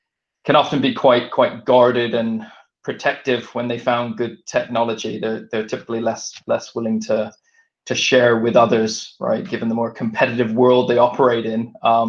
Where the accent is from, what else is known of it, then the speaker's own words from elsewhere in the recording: Vancouver, British Columbia, Canada; now in United Kingdom; So I grew up in Vancouver in Canada and came over to the UK in 1996. Both my parents are English.